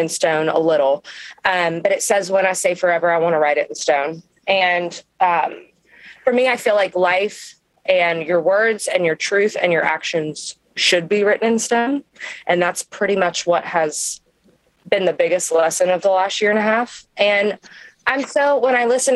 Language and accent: English; Kentucky, United States; I am from Kentucky, you know, we can get a little crazy